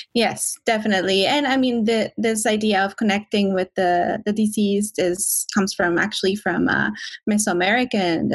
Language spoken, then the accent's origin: English; Mexico; moved away as an adult; also born or lived in Ontario, Canada; now in Vancouver, Canada; I am originally from Mexico